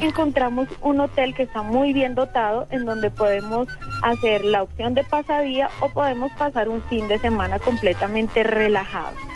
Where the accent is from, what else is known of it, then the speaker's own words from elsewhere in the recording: Bogotá, Colombia; como bogotana jamás había pasado por ahí